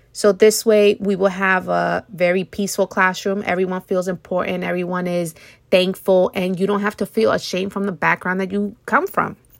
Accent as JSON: {"language": "English", "country": "United States", "tie": "born or raised there", "said": "I grew up in America"}